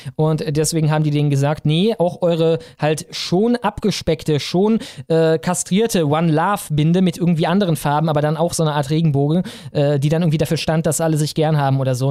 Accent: Krefeld and Cologne, North Rhine-Westphalia, Germany; Ich bin aufgewachsen in Krefeld und Köln

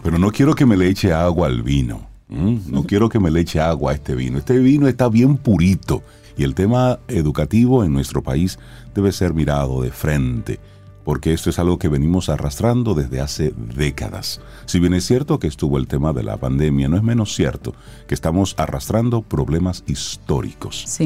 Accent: Dominican Republic

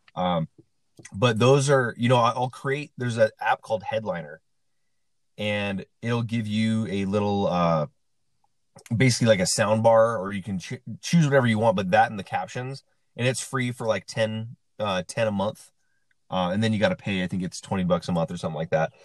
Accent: Central Washington, United States; now in Las Vegas, United States; I'm from Central Washington in a town of about uh, around 2,000 people

